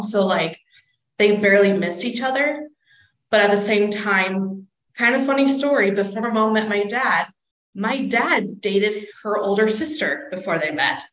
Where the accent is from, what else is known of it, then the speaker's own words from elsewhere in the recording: Palmdale, California, United States; moved away as an adult; now in Rexburg, United States; I'm actually from Southern California, Los Angeles area. If you don't know where that is, just look up Mojave Desert or Palmdale.